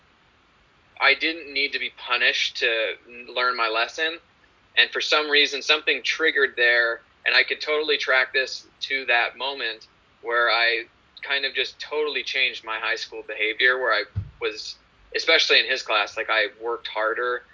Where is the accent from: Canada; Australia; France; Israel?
Canada; Calgary, Alberta; We shot in my hometown, Calgary, so that's where I grew up